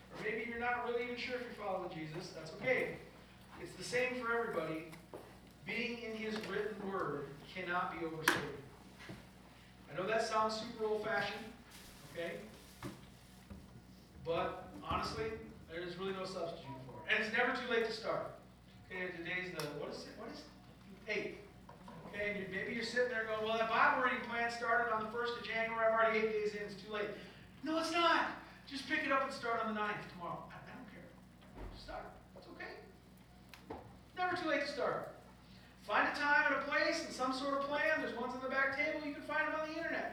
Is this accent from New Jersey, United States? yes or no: no; Upper Peninsula of Michigan, United States; I grew up in the Upper Peninsula of Michigan